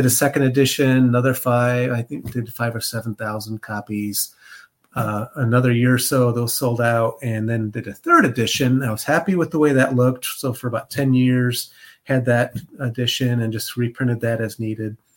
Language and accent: English; Illinois, United States; moved away as an adult; now in Cincinnati, United States; I grew up in Illinois, but I've been in Ohio longer than I've been in Illinois. So I've been in Ohio for over 30 years now.